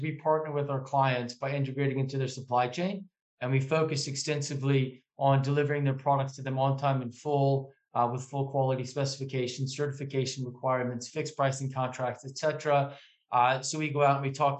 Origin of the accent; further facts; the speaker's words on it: Indiana, United States; moved away as an adult; also born or lived in New York City / Kent; now in United Kingdom; I'm from Indiana, from America. Born and bred there